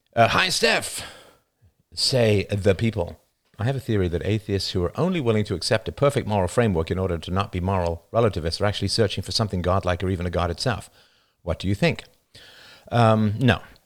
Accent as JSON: {"language": "English", "country": "United Kingdom", "accent": "British", "moved": "yes", "lives_now": "Canada"}